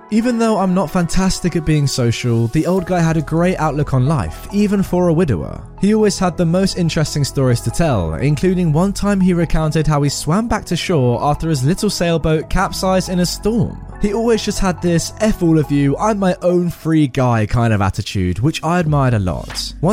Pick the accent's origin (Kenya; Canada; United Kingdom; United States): United Kingdom; Caernarfon, Wales; I'm sorry about these pronunciations, which made me really happy because I'm from Caernarvon.